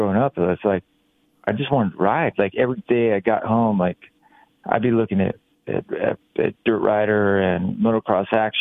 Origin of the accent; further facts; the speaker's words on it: Ukiah, California, United States; I grew up in Ukiah, which is 3 hours north of San Francisco.